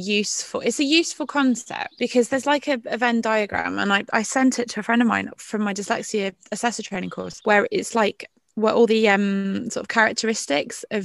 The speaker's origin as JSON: {"language": "English", "town": "Royal Leamington Spa", "region": "West Midlands", "country": "United Kingdom", "tie": "born or raised there", "also_born_or_lived": "Barnsley", "moved": "yes", "said": "I'm from Royal Leamington Spa, darlings. It's where I grew up"}